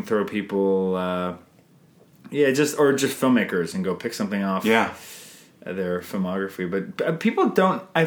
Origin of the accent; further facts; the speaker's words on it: Canada; I'm Canadian filmmaker